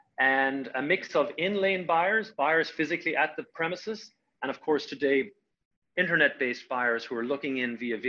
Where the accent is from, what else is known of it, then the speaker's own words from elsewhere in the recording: Ireland; moved away as an adult; also born or lived in California; now in United States; I had come over to the United States, I'm Irish originally, come over to the United States in 1997